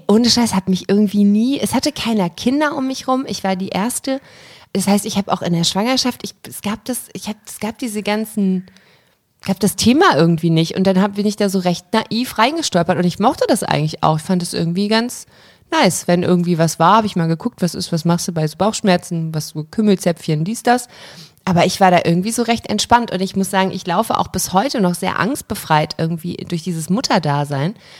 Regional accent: Germany; meine Heimat, in der ich mich wohl und zu Hause fühle, aber ich habe nicht so ein krasses Deutschland-Verbundenheitsgefühl

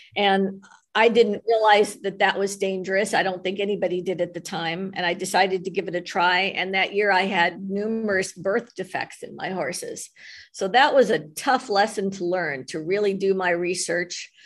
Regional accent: Los Angeles, California, United States; I grew up in West LA and there were no horses there

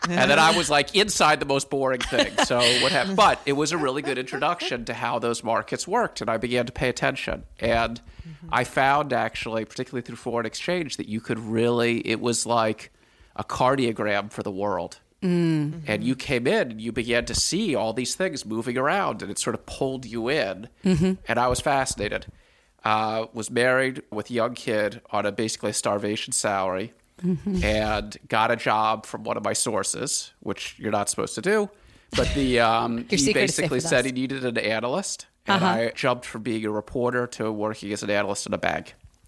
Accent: Washington, District of Columbia, United States; So I grew up in Washington, D.C., and I was just always very interested in how the world worked

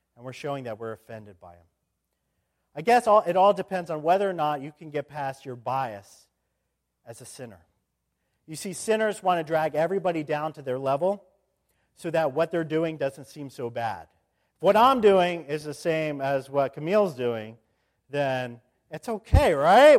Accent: Indianapolis, Indiana, United States; moved away as an adult; also born or lived in Grove City, Pennsylvania; I went from In-, Indianapolis over to Grove City for my, my college years

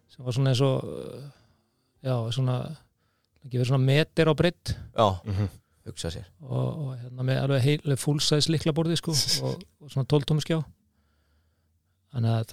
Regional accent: Seltjarnarnes, Capital Region, Iceland; seltetningur Já, seltetningur sem að endaði í Vestlandskólanum og hérna

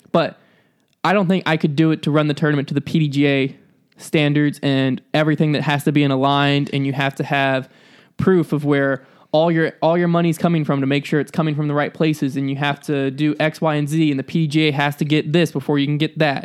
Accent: the South, United States; I'm from the South

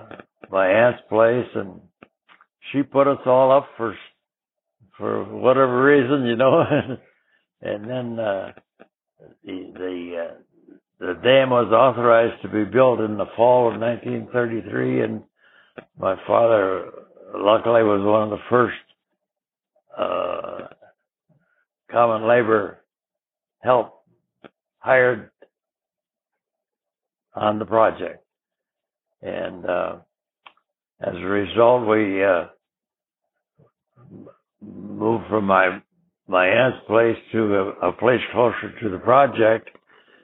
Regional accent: Watertown, South Dakota, United States; also born or lived in Montana; now in Michigan, United States; I was born in South Dakota

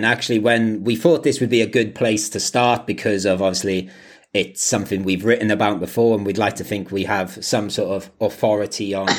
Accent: Quakers Yard, Wales, United Kingdom; moved away as an adult; also born or lived in Swansea / Liverpool / Manchester; So we come from Merthyr Tydfil, so a little village in the Merthyr Valley called Quakers Yard.

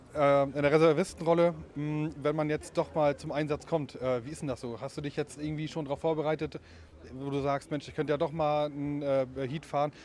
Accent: Germany; wir als Deutsche

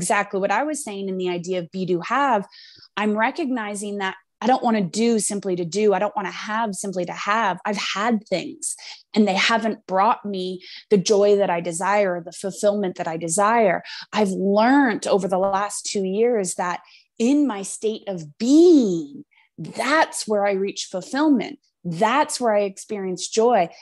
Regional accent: Canada; we're both Canadian

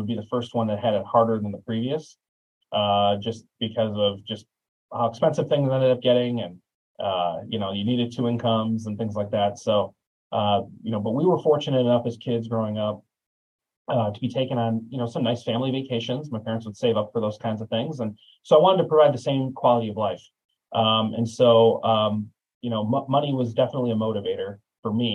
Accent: Chicago suburbs, Illinois, United States; growing up in the Chicago suburbs

